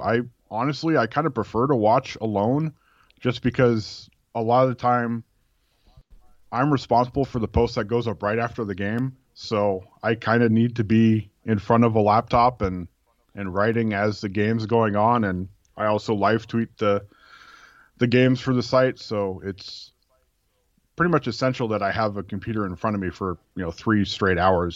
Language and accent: English; California, United States; now in Oregon, United States; I grew up in California.